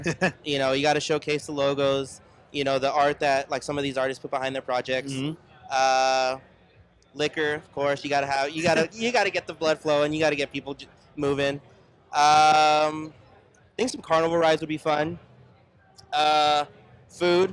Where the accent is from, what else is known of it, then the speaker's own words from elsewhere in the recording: Texas, United States; now in Phoenix, United States; I'm originally from Texas